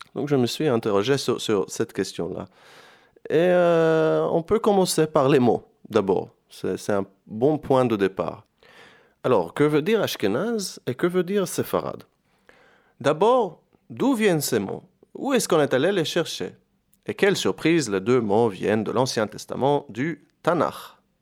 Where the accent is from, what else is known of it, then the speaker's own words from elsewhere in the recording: Jerusalem, Jerusalem District, Israel; moved away as an adult; also born or lived in France; now in Istanbul, Turkey; Je viens de Jérusalem, je suis originaire de Jérusalem